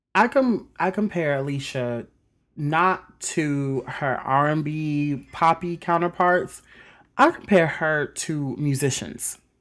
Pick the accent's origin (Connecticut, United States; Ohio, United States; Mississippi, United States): Mississippi, United States; also born or lived in South Bend, Indiana; I was born in South Bend, Indiana, but I was raised in Mississippi all my life